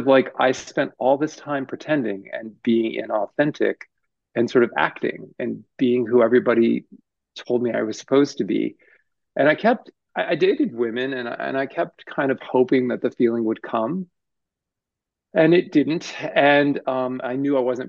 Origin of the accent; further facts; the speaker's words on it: United States; I was born here and sort of raised, you know, I was raised in America